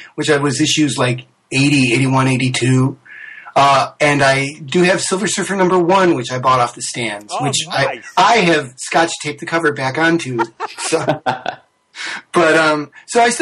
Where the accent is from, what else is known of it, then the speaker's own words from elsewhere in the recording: New York, United States; I grew up in New York State.